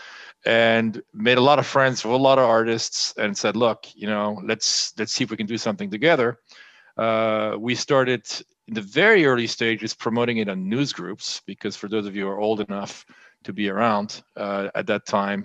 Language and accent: English; France; moved away as an adult; also born or lived in United States; I was born and raised in France. I'm half French, half German